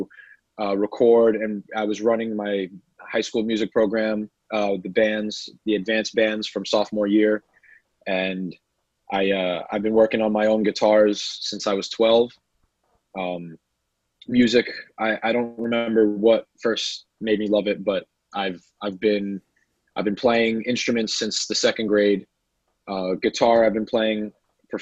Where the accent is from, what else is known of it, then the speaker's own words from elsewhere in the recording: New York City, New York, United States; also born or lived in California; I was born in Sheepshead Bay, Brooklyn